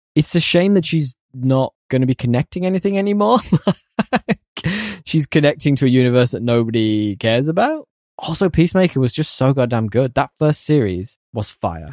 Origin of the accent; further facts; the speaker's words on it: United Kingdom; As a Brit